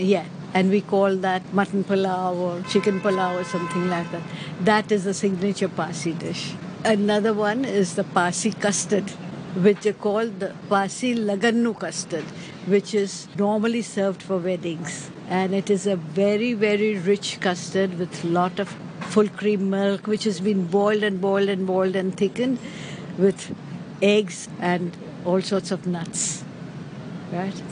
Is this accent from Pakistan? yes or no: yes; Karachi, Sindh, Pakistan; moved away as an adult; also born or lived in Bombay, India; now in Hong Kong; I was born in Karachi at that time, undivided India. But for university education, I moved to Bombay.